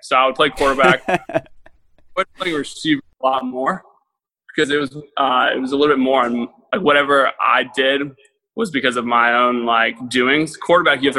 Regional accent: Jacksonville, Florida, United States; I'm born and raised in Jacksonville, Florida.

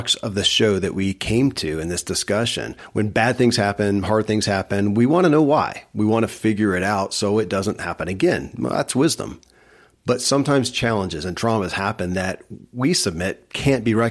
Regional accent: Kentucky, United States; born or raised there

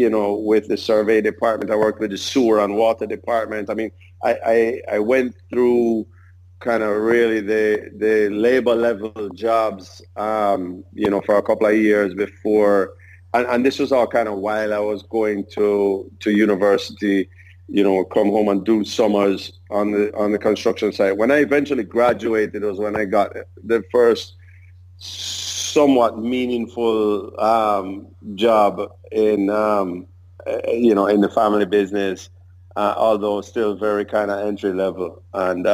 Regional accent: Jamaica; I was born in Jamaica in 1974

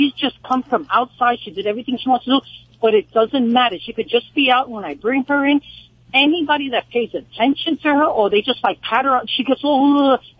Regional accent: New York, United States; accent: New York; now in Cambridge, United States; I was raised in New York, but now I've been here about 3 years.

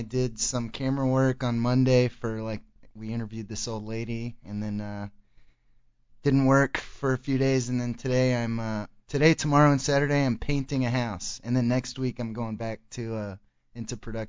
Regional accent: Arlington, Texas, United States; also born or lived in Plano, Texas / Little Elm, Texas; I actually grew up in Arlington till I was 12, and that's kind of a big city. It was kind of like an urban type of place, probably like similar to where you grew up. And then I moved to Plano, which was this really... you know, kind of snooty area

